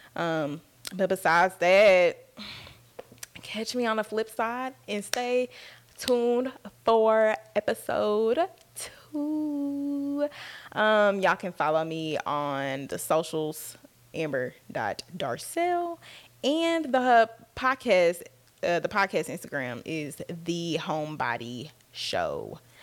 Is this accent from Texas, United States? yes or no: yes; Dallas, Texas, United States; I was born and raised in Dallas, Texas. Um, I've been out here my whole life.